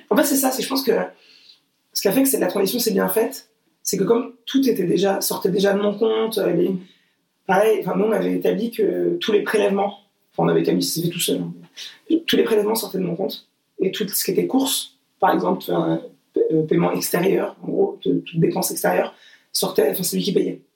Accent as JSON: {"language": "French", "country": "Portugal", "said": "moi je suis portugaise"}